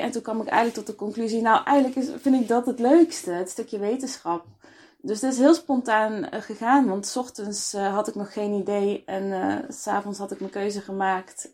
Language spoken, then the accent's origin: Dutch; Best, North Brabant, Netherlands; also born or lived in Eindhoven; ik ben opgegroeid in Nederland. hier geboren in, in Best, woon in Eindhoven nu al een aantal jaar.